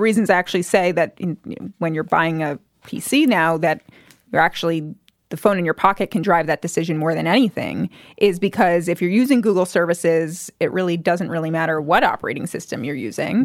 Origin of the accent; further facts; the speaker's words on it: New Jersey, United States; I grew up in New Jersey